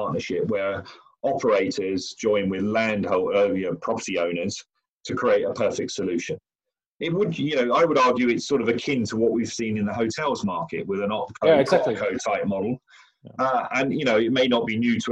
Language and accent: English; London, United Kingdom; I'm an Englishman. I'm in London, and I'm a Londoner.